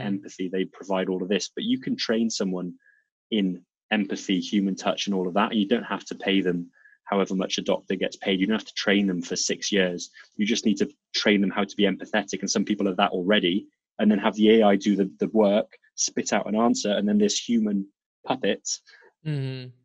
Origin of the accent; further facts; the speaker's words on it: South Wales, United Kingdom; accent: Welsh; moved away as an adult; also born or lived in Serbia / North of England; now in Lisbon, Portugal; most of my most of my life in two cities in in South Wales